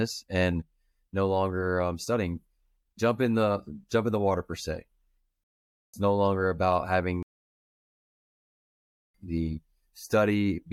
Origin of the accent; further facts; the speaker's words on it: Manassas, Virginia, United States; moved away as an adult; now in Browntown, United States; I'm originally from Manassas, but I met my wife and she brought me out to good old Browntown, Virginia.